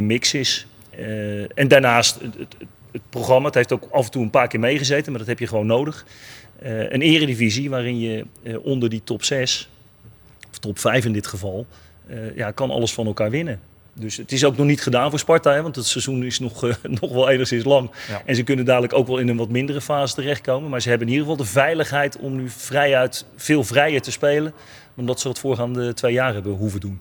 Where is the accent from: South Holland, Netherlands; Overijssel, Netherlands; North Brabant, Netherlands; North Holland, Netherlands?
South Holland, Netherlands; Rotterdam; wij als Rotterdammers